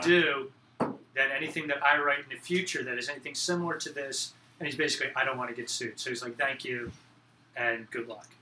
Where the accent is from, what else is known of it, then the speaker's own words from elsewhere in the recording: Belmar, New Jersey, United States; moved away as an adult; now in Philadelphia, United States; I'm originally from central New Jersey on the ocean, uh, a little town called Belmar. Um, right near Asbury Park. So I grew up in … country